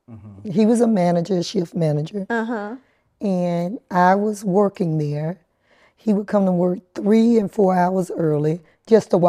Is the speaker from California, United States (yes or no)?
no; Atlanta, Georgia, United States; Right here